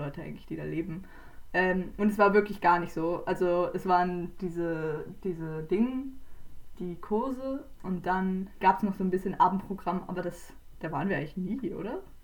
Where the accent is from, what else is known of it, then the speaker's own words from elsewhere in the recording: Switzerland; wir kommen ja auch aus der Schweiz